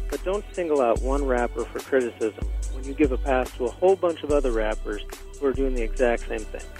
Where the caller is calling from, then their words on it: Chicago, Illinois, United States; I'm calling from Chicago.